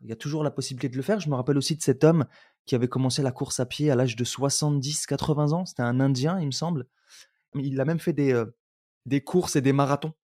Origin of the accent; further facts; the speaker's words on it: Roubaix, Hauts-de-France, France; also born or lived in Algeria; j'ai grandi à Roubaix, je suis venu à la base d'Algérie, puis j'ai grandi à Roubaix